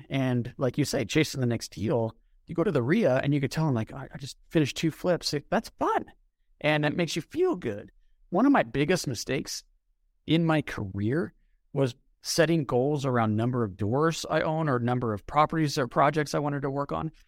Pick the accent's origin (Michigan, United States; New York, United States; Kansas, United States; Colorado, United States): Colorado, United States; Denver; I was born in Denver, grew up in a suburb